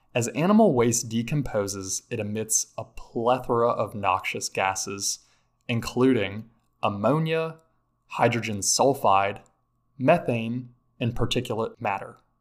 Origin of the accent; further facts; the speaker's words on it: North Carolina, United States; my home state of North Carolina